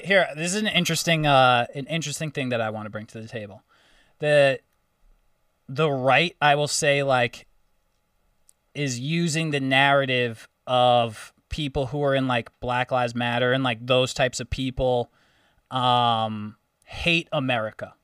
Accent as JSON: {"language": "English", "region": "New York", "country": "United States", "said": "I'm from New York"}